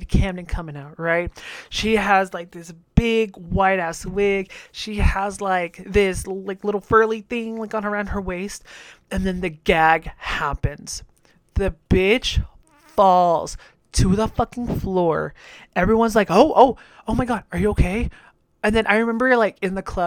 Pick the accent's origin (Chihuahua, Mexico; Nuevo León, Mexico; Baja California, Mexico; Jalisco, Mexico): Jalisco, Mexico; my home state of Jalisco